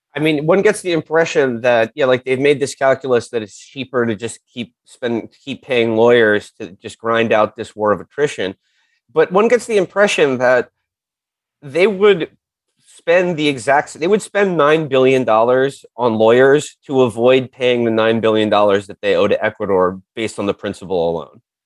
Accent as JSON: {"language": "English", "town": "New York City", "region": "New York", "country": "United States", "tie": "born or raised there", "said": "I grew up on the Upper West Side. My mom still lives on the Upper West Side"}